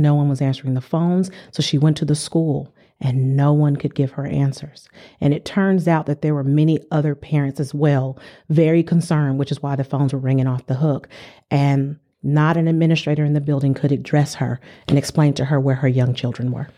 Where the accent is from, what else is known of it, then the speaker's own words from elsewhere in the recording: San Diego, California, United States; moved away; I'm from San Diego, California